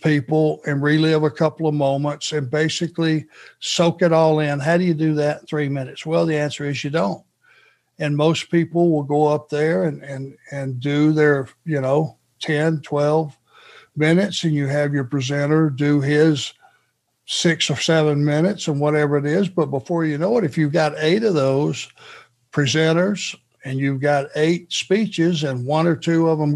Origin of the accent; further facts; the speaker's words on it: Rome, Georgia, United States; where I was raised in Rome, Georgia